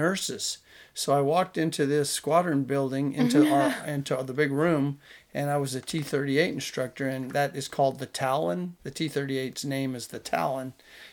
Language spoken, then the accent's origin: English; Big Spring, Texas, United States; also born or lived in Lubbock, Texas / California; I was born in Big Spring, Texas